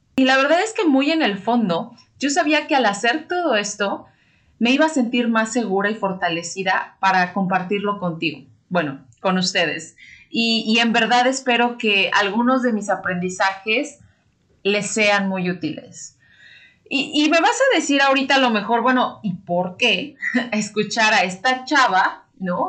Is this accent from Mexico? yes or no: yes; Mexico; los que somos mexicanos